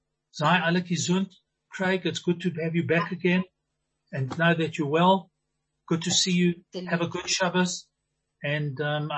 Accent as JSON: {"language": "English", "country": "Zimbabwe", "tie": "born or raised there", "said": "I grew up in Zimbabwe. I grew up in Rhodesia called Zimbabwe today. My parents came in 35 from Vilna and Limau, spoke Yiddish to one another. So I understood, but can't speak."}